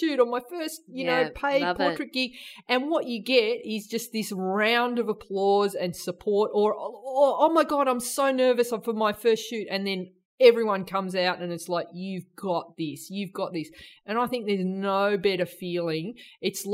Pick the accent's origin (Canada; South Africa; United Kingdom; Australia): Australia; also born or lived in New Zealand; that sort of carefree childhood that I had growing up in Australia and New Zealand